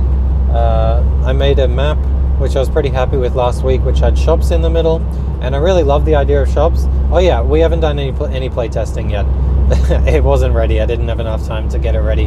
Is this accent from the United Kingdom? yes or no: no; Australia; accent: Australian; moved away as an adult; also born or lived in Sweden; now in Oskarshamn, Sweden; You can probably tell from my accent that I'm Australian, but I'm living in Sweden for the past 3 years